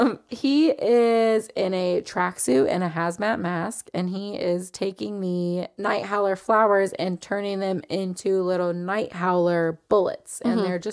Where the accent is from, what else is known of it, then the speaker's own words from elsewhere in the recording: Tampa, Florida, United States; Can you tell we're from Tampa?